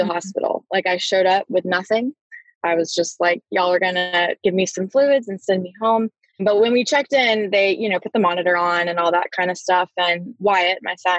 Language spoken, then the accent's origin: English; Raleigh, North Carolina, United States; I grew up in Raleigh